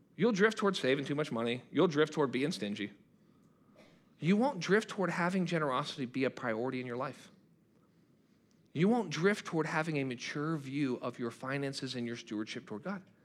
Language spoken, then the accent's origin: English; United States; I'm a Christian who happens to be an American.